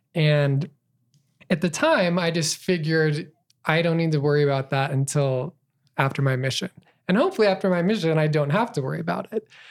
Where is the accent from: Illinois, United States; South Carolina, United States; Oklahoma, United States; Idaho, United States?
Idaho, United States; Burley; also born or lived in Twin Falls, Idaho / Farmington, New Mexico / Utah / New York City; I was raised in Burley, Idaho, born in Twin Falls, Idaho